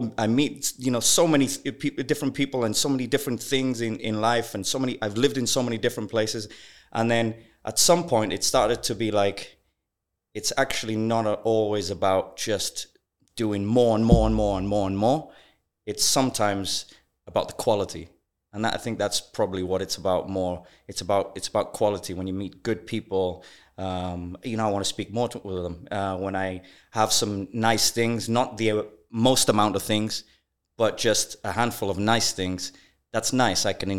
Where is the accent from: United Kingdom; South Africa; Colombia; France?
United Kingdom; Wales; also born or lived in Zambia / Malawi; I was born in Zambia. We moved to Malawi. In Malawi, my dad passes away. I'm 9 years old. My mom's left with 5 kids to raise. We moved to UK, to Wales.